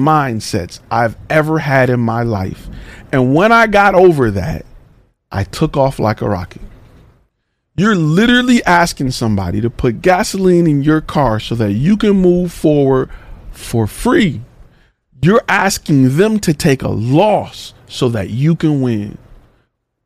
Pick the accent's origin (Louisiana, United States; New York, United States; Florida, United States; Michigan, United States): Michigan, United States; Detroit; Coming from the hood. I'm from the hood. I'm from Detroit